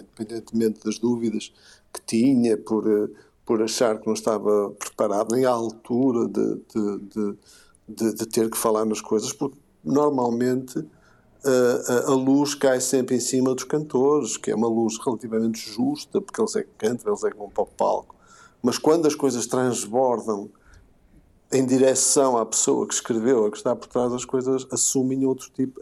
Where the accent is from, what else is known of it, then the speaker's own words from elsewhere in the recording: Porto, Norte, Portugal; da Foz, um, sobretudo da Foz, uh, junto ao Rio, aquela zona onde eu cresci, a minha adolescência, parte da minha infância